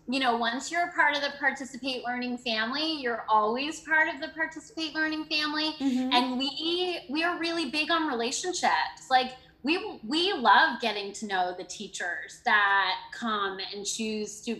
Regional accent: Canada; now in United States; I came from Canada oh. in 1999 and taught with the program and I had three different experiences here in North Carolina with the program.

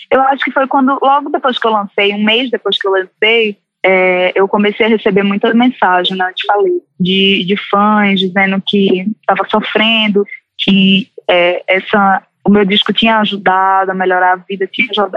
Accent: Recife, Pernambuco, Brazil; accent: Recife; moved away as an adult; now in Rio de Janeiro, Brazil; saí com 18 anos de Recife e moro no Rio

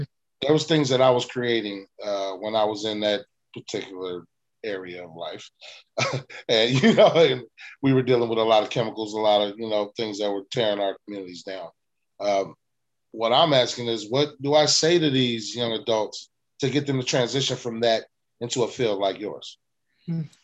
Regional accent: West Coast, United States; we're we're from the West Coast

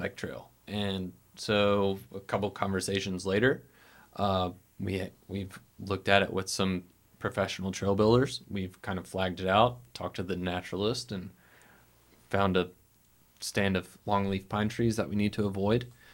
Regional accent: Montgomery, Alabama, United States; now in Birmingham, United States; I grew up in Montgomery

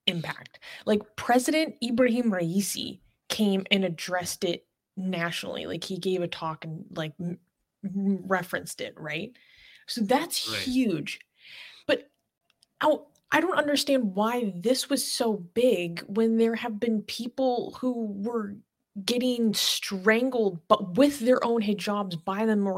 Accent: United States; I'm an American

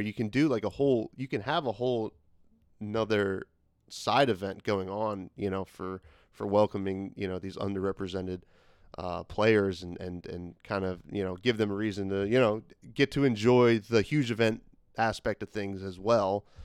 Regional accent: New Jersey, United States; we're both from New Jersey

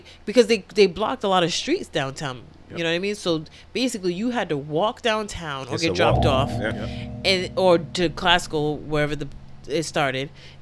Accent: Providence, Rhode Island, United States; I'm from Providence.

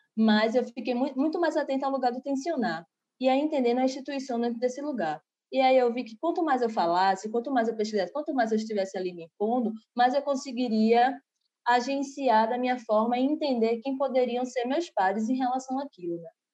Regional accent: Recife, Pernambuco, Brazil; Eu sou aqui de Recife, né? E aí, é, desde criança, frequento com minha família vários maracatus

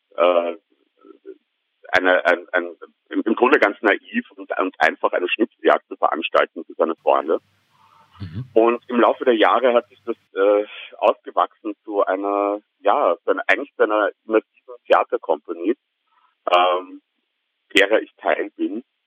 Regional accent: Vienna, Austria; ich bin tatsächlich gebürtiger Wiener

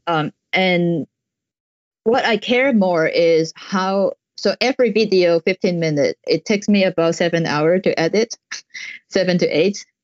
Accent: Hong Kong; I'm from Hong Kong

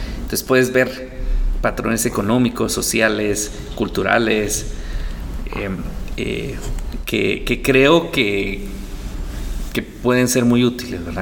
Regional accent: Guatemala; quiénes somos como guatemaltecos

